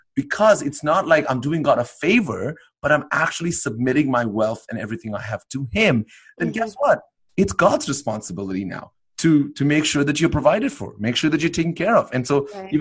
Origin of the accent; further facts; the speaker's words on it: India; moved away as an adult; now in Canada; I went from being an Indian citizen, although I lived in Canada now for about 15 years almost now, I went from being an Indian citizen to a Canadian citizen